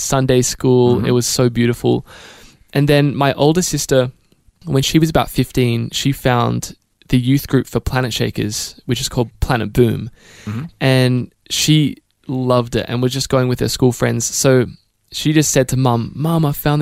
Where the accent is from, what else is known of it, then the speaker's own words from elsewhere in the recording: Melbourne, Victoria, Australia; moved away as an adult; now in Nashville, United States; So, it was actually Wantirna South. That's where we lived when we moved to Melbourne. Mm-hmm. And then we eventually landed in Box Hill and then Mount Albert. Mm-hmm. But it was a really good upbringing